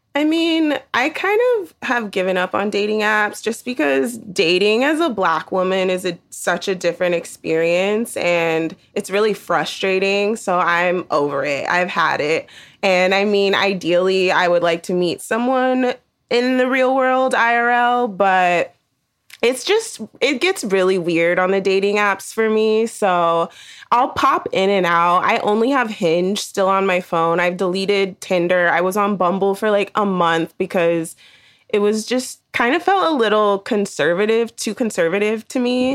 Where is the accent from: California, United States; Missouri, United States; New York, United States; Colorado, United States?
California, United States; the Bay Area; I'm thirty-three and I'm from California, the Bay Area to be specific.